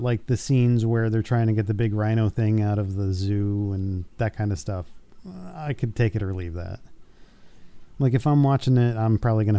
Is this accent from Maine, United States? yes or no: no; Vermont, United States; No, I'm from Vermont.